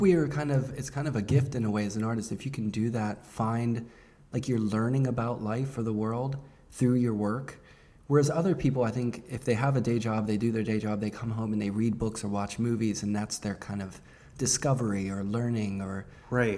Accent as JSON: {"language": "English", "town": "Pittsburgh", "region": "Pennsylvania", "country": "United States", "tie": "born or raised there", "said": "growing up in Pittsburgh"}